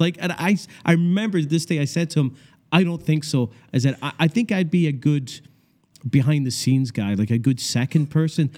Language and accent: English; Scotland, United Kingdom; moved away; also born or lived in Canada; I grew up in Scotland